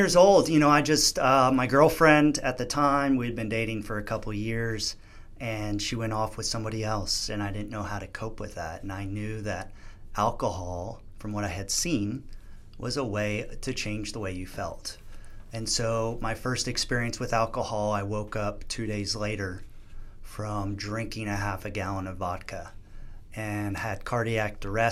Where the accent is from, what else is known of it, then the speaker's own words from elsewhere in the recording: New Jersey, United States; I grew up on the East Coast in New Jersey